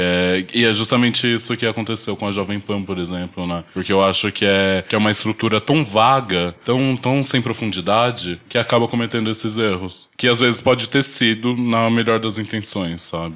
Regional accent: Brazil; na minha quebrada, como eu passei maior parte da minha vida

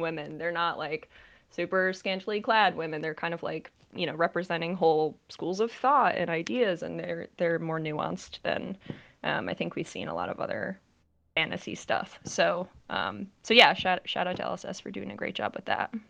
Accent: Connecticut, United States; now in New Jersey, United States; I'm from Connecticut

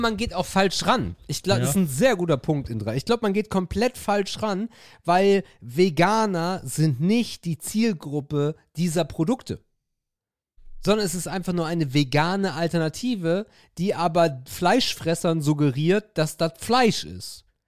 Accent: Northern Germany, Germany; Ich bin Norddeutscher

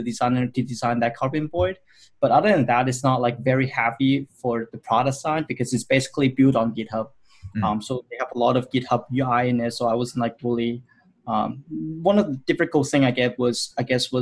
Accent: Hong Kong; moved away as an adult; now in Vancouver, Canada; I'm originally from Hong Kong, so I finished my college in Hong Kong

